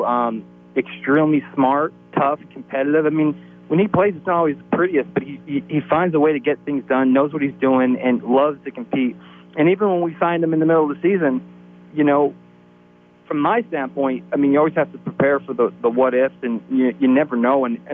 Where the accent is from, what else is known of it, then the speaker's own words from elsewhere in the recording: Mount Carmel, Pennsylvania, United States; moved away; growing up in Mount Carmel